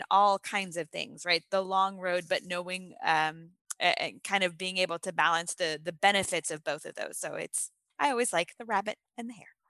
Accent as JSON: {"language": "English", "town": "Boston", "region": "Massachusetts", "country": "United States", "said": "I'm from Boston. I like to talk fast."}